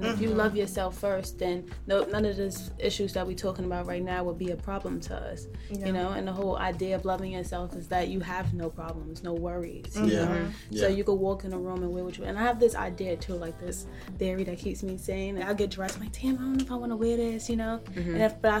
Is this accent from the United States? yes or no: yes; Alabama, United States; It's just, I'm excited that I'm breaking walls, especially from Alabama.